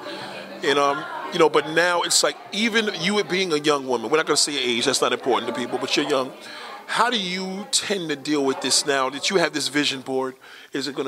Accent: New York, United States; I do love my borough. I have a special love for Staten Island because we like the fact that it's kind of off the map

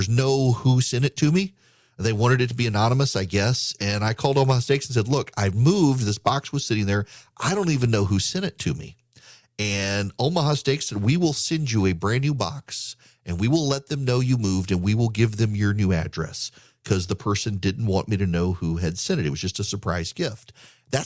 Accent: Dubai, United Arab Emirates; Well, I grew up in Dubai. Well, everybody knows I grew up in Dubai.

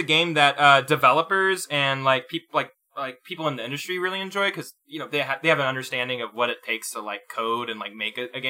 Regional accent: Texas, United States; I come from Texas.

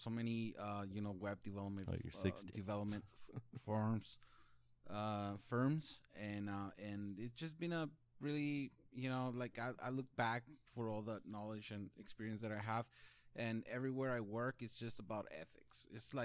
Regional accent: El Paso, Texas, United States; also born or lived in Florida; I was born in Florida and grew up in El Paso, Texas

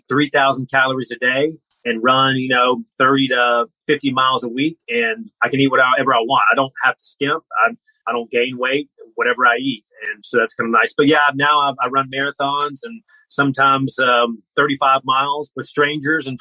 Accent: North Carolina mountains, United States; now in Columbus, United States; I grew up in the North Carolina mountains

